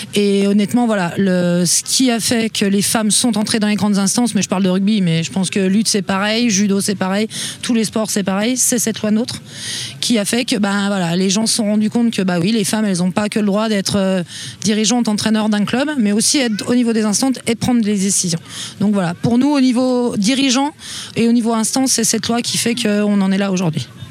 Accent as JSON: {"language": "French", "town": "Montceau-les-Mines", "region": "Bourgogne-Franche-Comté", "country": "France", "said": "moi je suis de Monceau"}